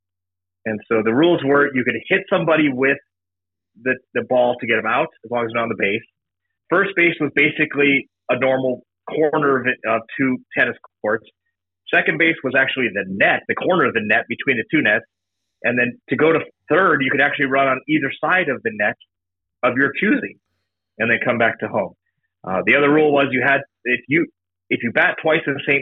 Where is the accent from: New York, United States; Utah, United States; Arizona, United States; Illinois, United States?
Arizona, United States; Bisbee; growing up in Bisbee, obviously in a small town